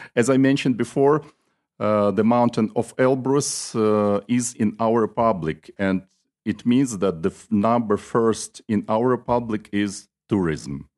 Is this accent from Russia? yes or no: yes; Nalchik, Kabardino-Balkaria, Russia; I am from the city of Nalchik, which is the capital of the Republic Kabardina Balkar. It's on the south of Russia.